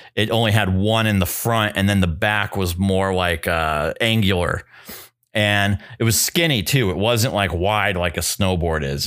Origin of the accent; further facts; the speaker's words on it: New Hampshire, United States; moved away; I was equidistant from Concord, New Hampshire and Portsmouth, New Hampshire. And I was right in the middle of both